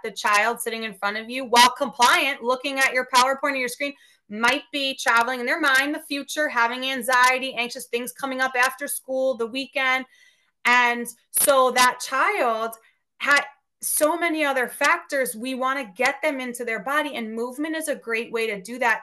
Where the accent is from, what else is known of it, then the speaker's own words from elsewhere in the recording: Westchester, New York, United States; my hometown school district in Westchester, New York